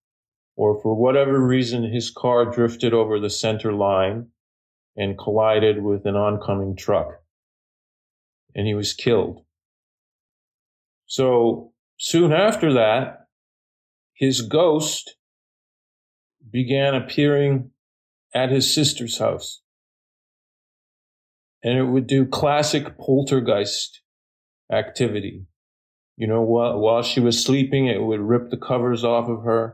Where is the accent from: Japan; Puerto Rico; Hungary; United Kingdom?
Japan; Sapporo, Hokkaido; I was born in Japan. I was born in Sapporo on the island of Hokkaido, and my parents are both from there